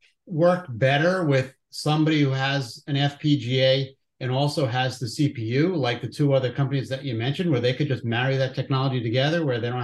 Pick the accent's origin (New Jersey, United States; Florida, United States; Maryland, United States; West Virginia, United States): New Jersey, United States; accent: New Jersey